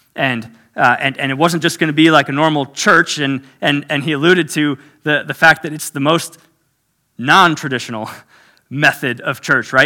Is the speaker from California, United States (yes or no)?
no; South Florida, United States; I was born and raised in South Florida, so native Floridian